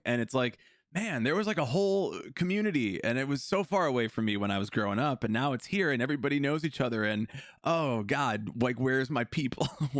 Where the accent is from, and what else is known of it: Des Plaines, Illinois, United States; born or raised there